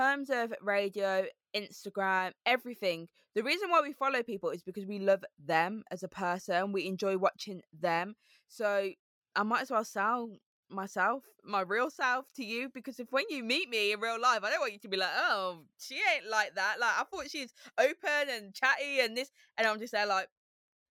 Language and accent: English; Birmingham, West Midlands, United Kingdom; accent: Brummy; moved away as an adult; also born or lived in Harrow; now in London, United Kingdom; I've got a Brummy accent, I've got a lisp. And it's about me saying that I'm from Birmingham